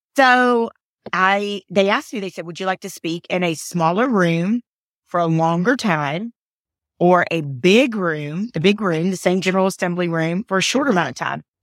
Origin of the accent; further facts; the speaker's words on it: Atlanta, Georgia, United States; I was born in Atlanta, Georgia.